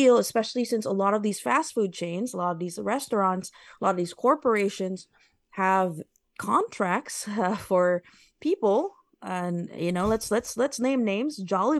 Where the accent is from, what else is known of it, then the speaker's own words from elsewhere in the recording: United States; So I'm Filipino-American. I'm mm-hmm. very familiar with these two cultures.